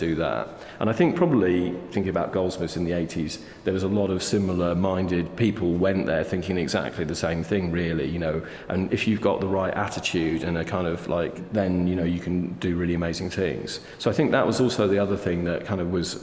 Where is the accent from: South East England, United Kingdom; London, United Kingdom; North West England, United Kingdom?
North West England, United Kingdom; Cheshire; moved away; I grew up in Cheshire, which is near Manchester